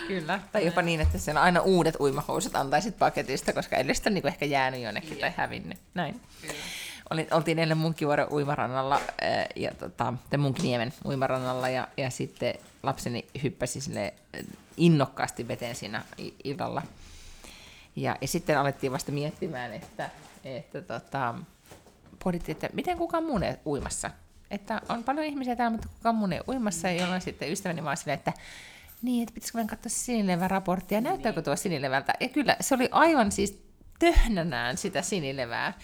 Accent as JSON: {"language": "Finnish", "town": "Helsinki", "region": "Uusimaa", "country": "Finland", "tie": "born or raised there", "moved": "yes", "lives_now": "Sweden", "said": "en, en ole enää kotikaupungissani"}